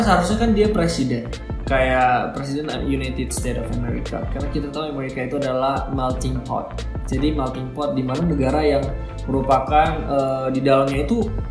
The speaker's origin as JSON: {"language": "Indonesian", "country": "Indonesia"}